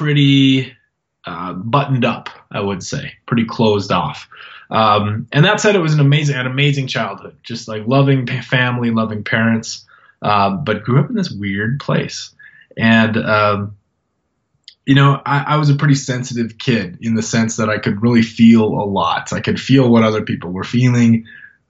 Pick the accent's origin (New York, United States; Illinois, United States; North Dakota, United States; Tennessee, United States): North Dakota, United States; now in Montana, United States; North Dakota. I was born in North Dakota.